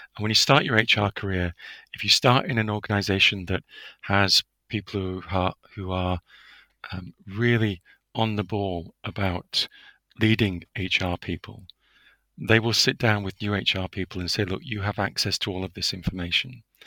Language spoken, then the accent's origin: English; United Kingdom; as a Brit